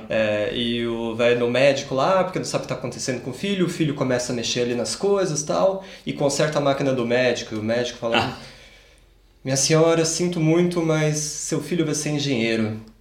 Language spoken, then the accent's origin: Portuguese; Campinas, São Paulo, Brazil; moved away as an adult; now in Munich, Germany; Eu é... sou nasci em São Paulo, mas com quatro meses de idade eu mudei para Campinas e passei praticamente minha vida inteira lá